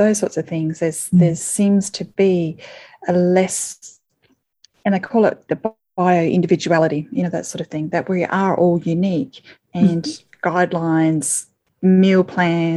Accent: Australia; now in Thailand; being Australian

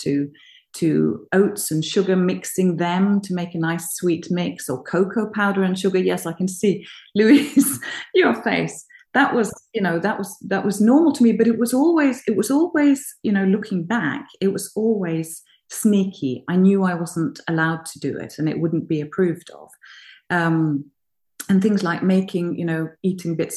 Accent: Norway; I come from Norway, and I have an upbringing of being very, very fortunate when my mother was actually at home when I was a child.

